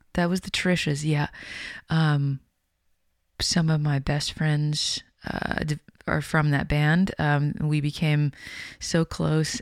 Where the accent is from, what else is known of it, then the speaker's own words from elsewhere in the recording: Winnipeg, Manitoba, Canada; growing up in Winnipeg